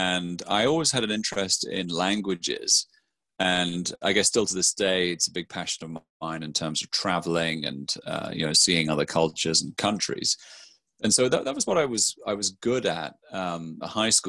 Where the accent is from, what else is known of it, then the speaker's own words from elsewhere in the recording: near Aberdeen, Scotland, United Kingdom; moved away as an adult; also born or lived in Bath / London; I'm actually from a small town kind of in the country outside of there, a little place that is about 14 miles west up the valley. And so I grew up there, very rural surrounding